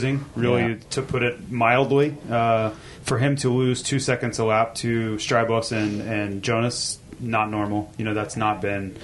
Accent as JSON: {"language": "English", "country": "United States", "said": "I'm an American."}